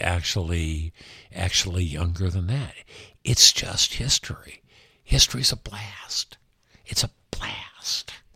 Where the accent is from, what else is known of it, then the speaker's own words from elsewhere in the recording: Los Angeles, California, United States; L A, my hometown, America, my country